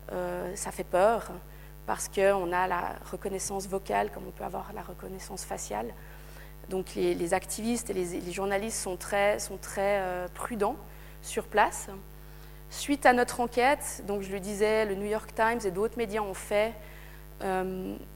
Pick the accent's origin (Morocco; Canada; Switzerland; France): Switzerland; l'appareil de surveillance en tant que Suisse, en tant qu'Occidentaux, d'aller mener l'enquête.